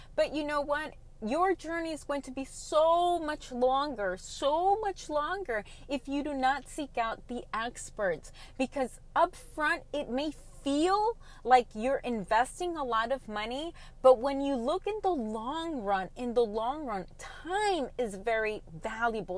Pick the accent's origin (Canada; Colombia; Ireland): Colombia; I am from Colombia